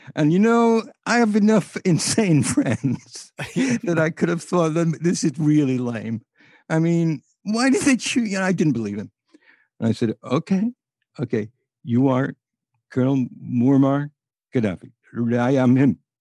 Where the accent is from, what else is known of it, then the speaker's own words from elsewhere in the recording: near Liverpool, North West England, United Kingdom; moved away; also born or lived in Boston, United States; Liverpool was a very interesting place to me 'cause it was about, mm, thirty-eight miles away from where I lived.